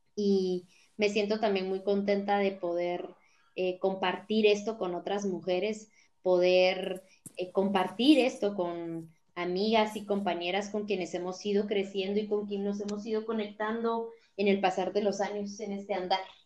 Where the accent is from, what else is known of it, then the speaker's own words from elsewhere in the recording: Totonicapán, Guatemala; en Totonicapán, que es el pueblo indígena de donde yo vengo